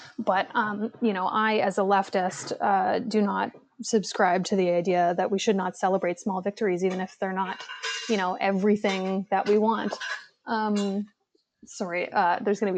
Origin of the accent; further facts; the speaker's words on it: Hamilton, Ontario, Canada; now in Toronto, Canada; Hamilton. Hamilton. So, you know, represent. I love my hometown, but yeah, I live in Toronto now